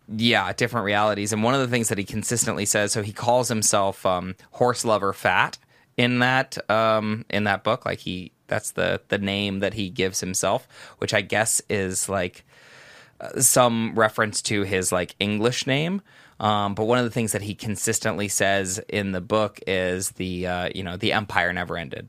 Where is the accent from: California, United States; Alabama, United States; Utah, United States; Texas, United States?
California, United States; Los Angeles; now in Albania; I normally would say Los Angeles